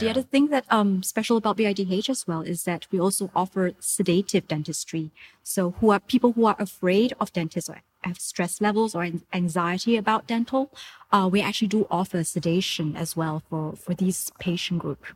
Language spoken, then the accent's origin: English; Singapore; moved away as an adult; now in Thailand; I'm from Singapore originally.